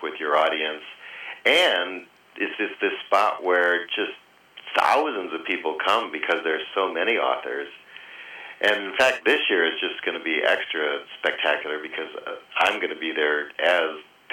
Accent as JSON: {"language": "English", "region": "Michigan", "country": "United States", "tie": "born or raised there", "moved": "as an adult", "lives_now": "New York, United States", "said": "I grew up in Michigan, but came out to New York just to get a master's in fiction writing"}